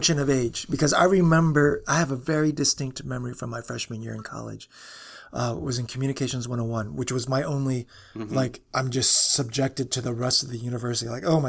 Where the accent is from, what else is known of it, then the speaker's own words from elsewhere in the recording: Chicago, Illinois, United States; So I am from the Chicago area, so I get to call dibs.